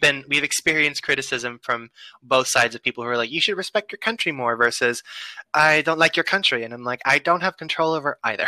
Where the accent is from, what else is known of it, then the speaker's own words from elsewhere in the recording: United States; I'm American.